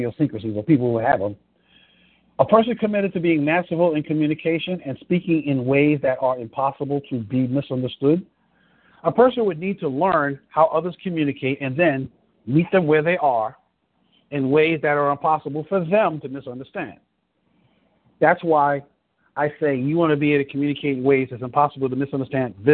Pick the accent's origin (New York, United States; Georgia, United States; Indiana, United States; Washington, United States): New York, United States; New York City; in the hood where I grew up in the Bronx and Harlem